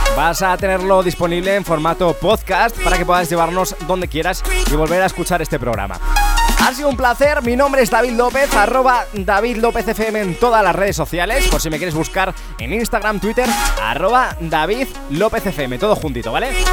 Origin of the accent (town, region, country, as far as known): Ávila, Castile and León, Spain; born or raised there; now in Madrid, Spain